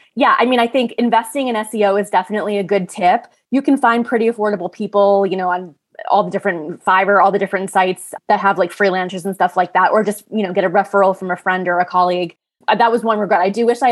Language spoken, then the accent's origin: English; New York, United States; I grew up in New York.